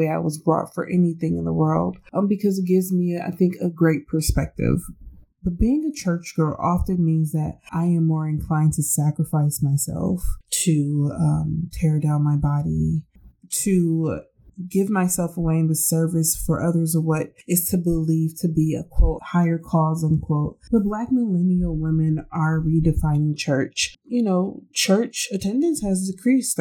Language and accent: English; United States; being Black American